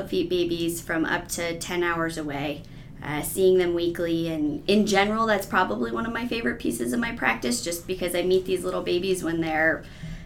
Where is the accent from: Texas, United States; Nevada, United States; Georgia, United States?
Nevada, United States; Las Vegas; moved away as an adult; also born or lived in California / Reno, Nevada; Born and raised in Las Vegas.